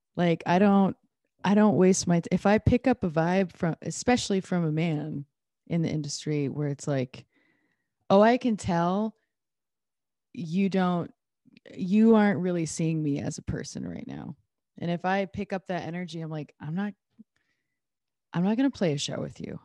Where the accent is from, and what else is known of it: Iowa, United States; born or raised there